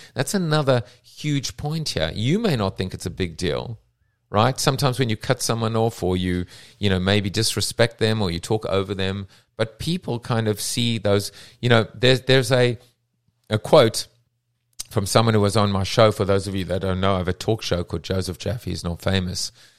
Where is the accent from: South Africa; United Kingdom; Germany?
South Africa; I'm from South Africa